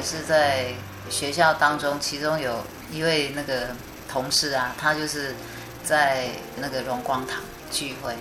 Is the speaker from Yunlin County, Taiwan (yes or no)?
no; Chiayi, Taiwan; 后来我毕业以后就回到我的家乡嘉义